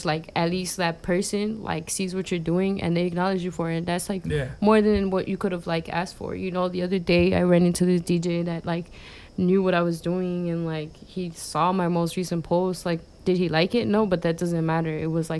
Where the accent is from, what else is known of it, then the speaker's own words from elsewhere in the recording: United States; we're from the South Side, we're both born there